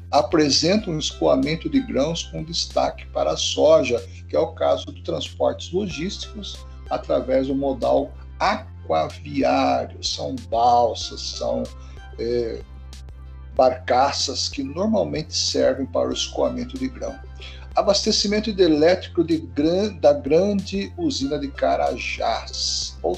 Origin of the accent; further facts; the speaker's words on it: Brazil; nós como brasileiros